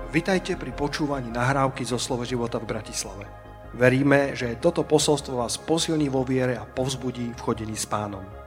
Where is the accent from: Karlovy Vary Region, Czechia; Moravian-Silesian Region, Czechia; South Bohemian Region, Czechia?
Moravian-Silesian Region, Czechia; Ostrava; now in Brno, Czechia; Já jsem vyrůstal v Ostravě, Baník Ostrava, eh, kterému fandím, i když jsem pořád Brňák.